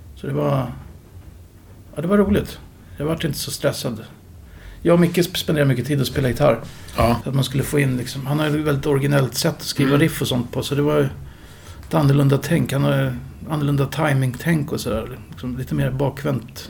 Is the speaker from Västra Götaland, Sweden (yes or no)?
no; Upplands Väsby, Stockholm County, Sweden; jag växte upp i Upplands Väsby